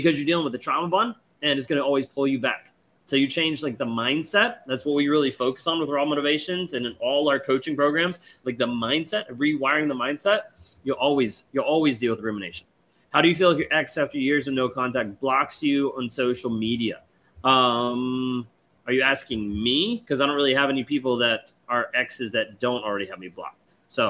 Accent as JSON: {"language": "English", "country": "United Kingdom", "said": "My ex is Spanish. I'm British. He lived in the UK with me for a year and didn't speak English."}